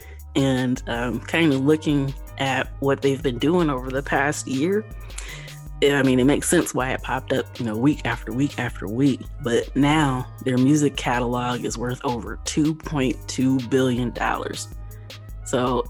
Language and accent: English; Kalamazoo, Michigan, United States; I am from Kalamazoo.